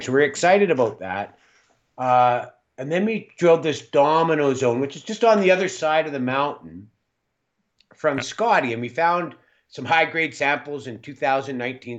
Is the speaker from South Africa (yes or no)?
no; Calgary, Alberta, Canada; now in Smithers, Canada; where I was born in Calgary.